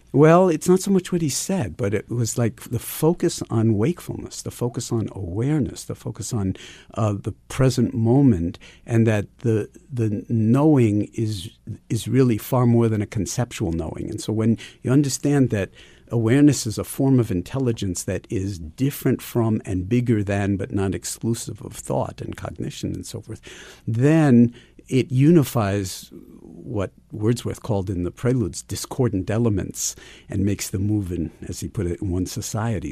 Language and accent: English; New York City, New York, United States; Ever since I was a kid growing up in New York City